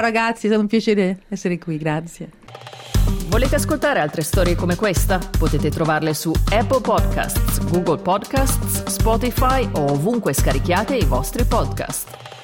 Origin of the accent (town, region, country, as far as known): Italy; also born or lived in Australia; now in Sydney, Australia